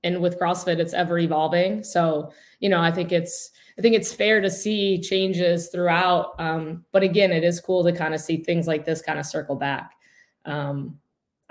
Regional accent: Pennsylvania, United States; I'm from Pennsylvania. I live in, it's called the town Oliphant, but it's in Wilkes-Barre Scranton area

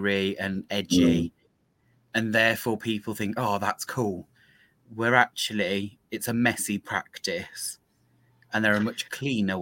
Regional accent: United Kingdom; particularly being British and knowing quite how mongrel our blood is

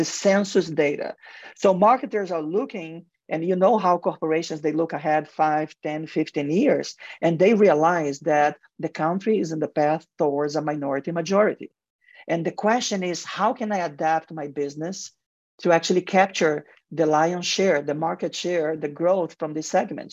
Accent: Mexico; English is a second language; also born or lived in Brazil; now in United States; in Mexico and football. actually my home country, we, we love football

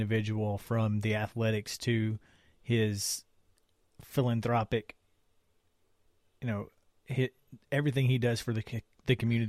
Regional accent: Alabama, United States; I'm from Alabama, so trust me when I tell you that Bo Jackson is as iconic in Alabama as anybody has ever been, including Paul Bryant.

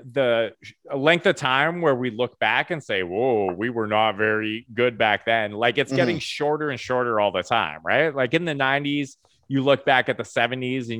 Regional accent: Salmon Arm, British Columbia, Canada; growing up in Salmon Arm

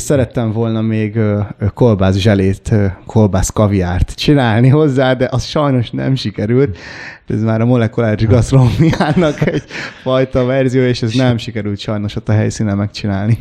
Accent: Hungary; Apukám révén kambodzsai vagyok, én már itt születtem

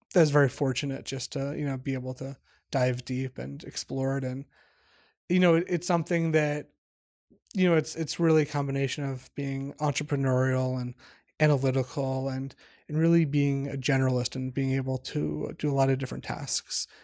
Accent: Washington, District of Columbia, United States; moved away as an adult; also born or lived in New York; I grew up in the Washington, D C area.

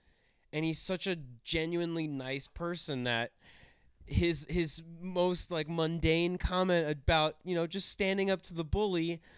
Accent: Philadelphia, Pennsylvania, United States; now in Colorado, United States; I'm from Philadelphia.

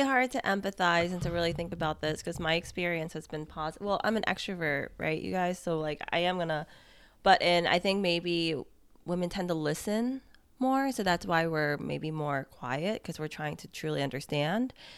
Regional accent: United States; as an American

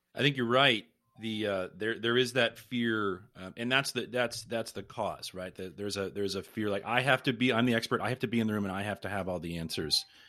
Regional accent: Pittsburgh, Pennsylvania, United States; I'm originally from the Pittsburgh area

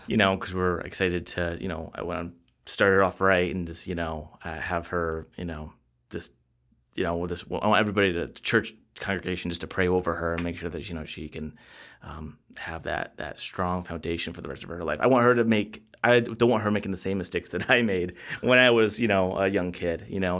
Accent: Jamestown, New York, United States; I was born in Jamestown, New York, and that's the same hometown that Lucy Ball was born

